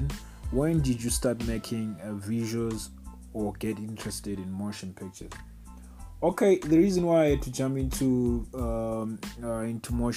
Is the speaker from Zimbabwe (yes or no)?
yes; Bulawayo, Zimbabwe; now in South Africa; I was born in Plawayo, Zimbabwe.